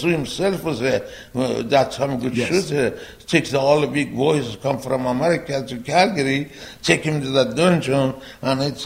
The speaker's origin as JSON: {"language": "English", "country": "Iran", "second_language": "English", "moved": "yes", "lives_now": "United States", "said": "I'm from Iran"}